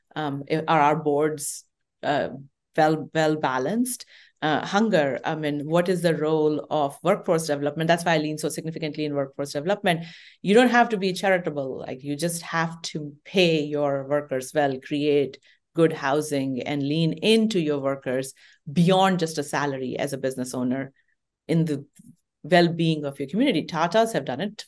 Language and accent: English; India; moved away as an adult; now in United States; I grew up in Indian